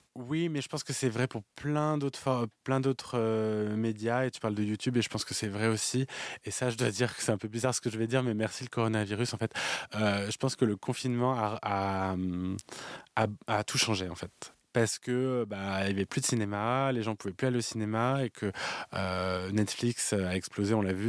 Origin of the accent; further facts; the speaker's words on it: France; Nous, on a une culture du cabaret en France